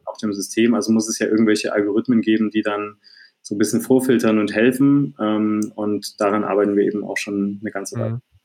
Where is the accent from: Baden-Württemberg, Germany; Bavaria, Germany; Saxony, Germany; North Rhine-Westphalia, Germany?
Saxony, Germany; Dresden; ich bin gebürtiger Dresdner, habe auch in ja. Dresden äh, dann zu der Zeit gelebt